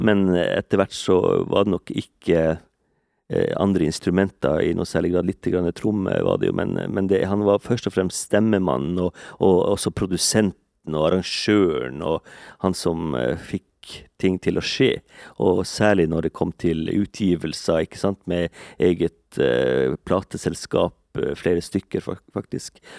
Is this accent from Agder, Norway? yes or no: no; Kåfjord, Troms, Norway; now in Eastern Norway, Norway; Jeg er bosatt på Østlandet, men jeg, jeg kommer jo fra Mandalen i Kåfjord